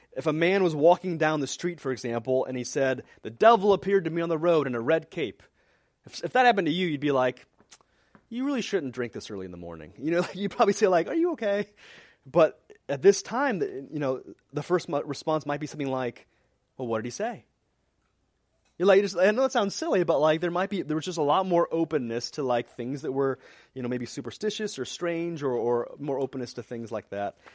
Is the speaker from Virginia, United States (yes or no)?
no; Missouri, United States; moved away; I grew up in Missouri